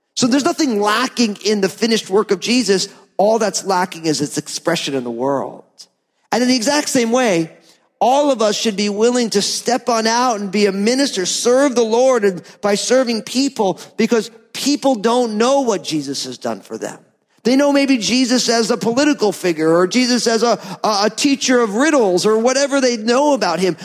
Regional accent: New Jersey, United States; I'm from New Jersey

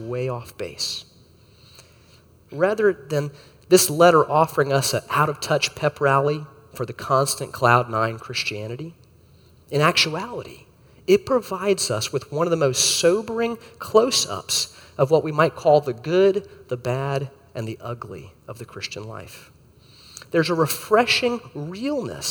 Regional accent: Florida, United States; As a kid growing up in Florida

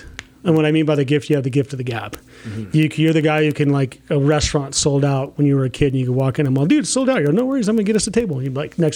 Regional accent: Montebello, Boyle Heights, La Habra, California, United States; I was originally born in Montebello. We lived in Boyle Heights and we moved to La Habra.

